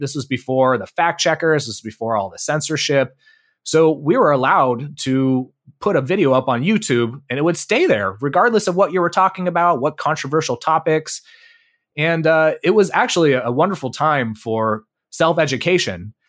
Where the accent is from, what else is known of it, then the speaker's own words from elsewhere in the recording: Bay Area, California, United States; I grew up in the Bay Area, uh, of California